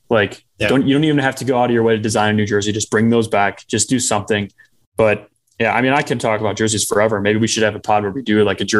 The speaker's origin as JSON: {"language": "English", "town": "Chicago", "region": "Illinois", "country": "United States", "tie": "born or raised there", "said": "my hometown team, the Blackhawks"}